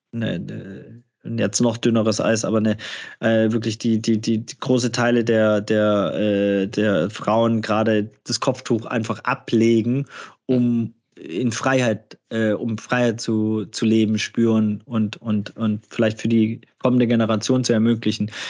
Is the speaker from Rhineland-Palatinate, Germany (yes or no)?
no; Gladbach, North Rhine-Westphalia, Germany; fragen, woher kommst du denn? Und dann äh, sage ich aus äh, Gladbach und dann sagen, ja, aber woher kommst du wirklich?